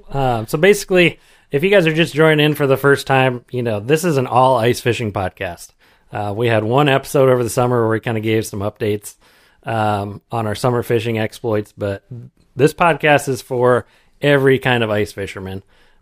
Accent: Iowa, United States; So I grew up over on the Mississippi, over in eastern Iowa.

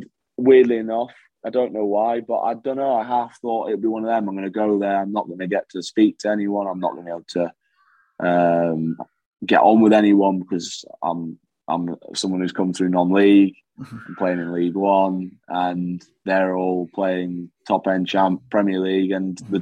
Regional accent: England, United Kingdom; also born or lived in Perth, Scotland; I was born in Perth in Scotland, but because I'd lived majority of my life in England

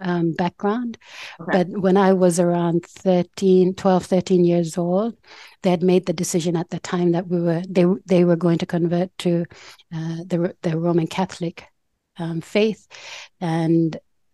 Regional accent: Port Moresby, National Capital District, Papua New Guinea; moved away as an adult; now in Brisbane, Australia; the village I'm from, the Tanwabata village in Port Moresby, Papua New Guinea

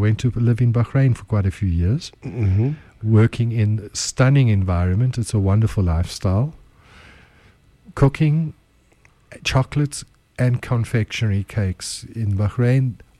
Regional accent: United Kingdom; accent: British; I should have been on the blue trains, but I think my accent was a little bit too British.

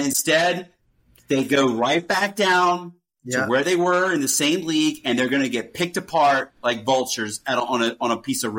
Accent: Charleston, South Carolina, United States; born or raised there

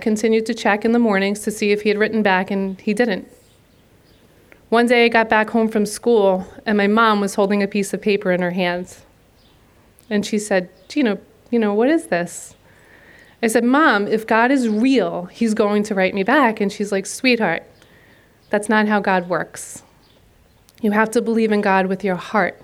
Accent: Long Beach, New York, United States; The four of us went through the Long Beach school system as student athletes

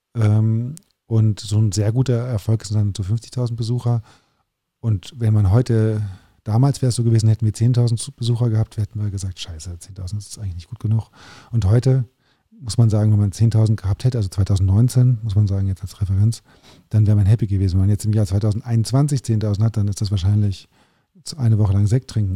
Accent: Germany; also born or lived in Paris, France; natürlich bin ich Deutscher und habe einfach auch viel Deutsches

